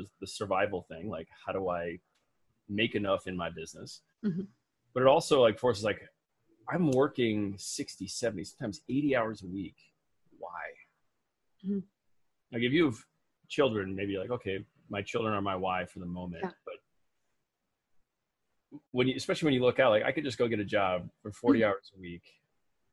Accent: Midwest, United States; I was raised in the Midwest

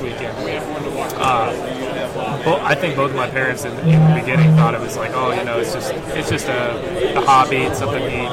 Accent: Jackson, Ohio, United States; I'm from Jackson, Ohio.

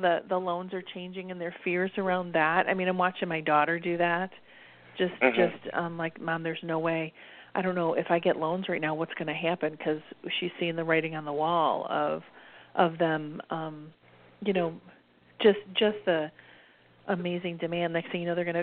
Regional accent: United States

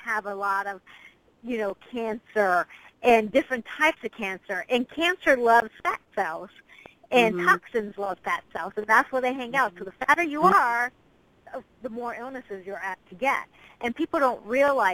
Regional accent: United States; as an American

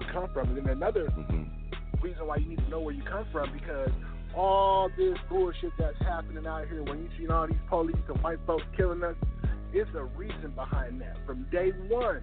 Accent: Seattle, Washington, United States; I'm from Seattle

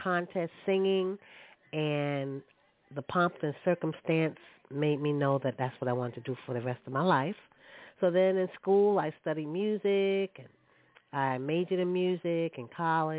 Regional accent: New York City, New York, United States; Born and raised in Brooklyn

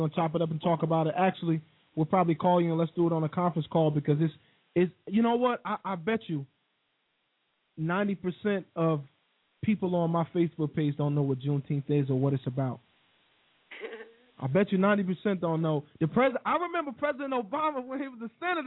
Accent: Wilson, North Carolina, United States; my hometown of Wilson, NC

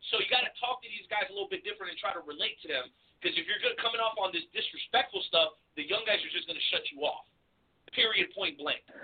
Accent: Miami, Florida, United States; I grew up down in Miami. I'm a South Florida kid

